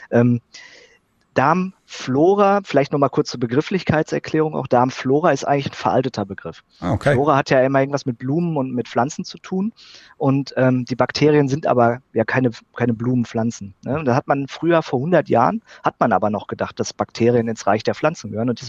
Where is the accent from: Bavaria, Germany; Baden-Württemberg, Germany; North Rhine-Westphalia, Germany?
North Rhine-Westphalia, Germany; dann bin ich auf ein kleines Unternehmen im Sauerland, also in meiner Heimat, äh, aufmerksam geworden